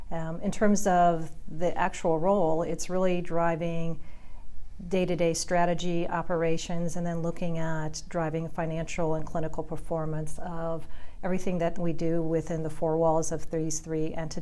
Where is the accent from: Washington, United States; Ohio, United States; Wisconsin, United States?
Ohio, United States; first language German; English is a second language; moved away as an adult; also born or lived in North Carolina; now in Charlotte, United States; I was born and raised in Ohio, and many people don't know I'm a first-generation American. My parents immigrated to the United States in the early 50s from Yugoslavia via Austria.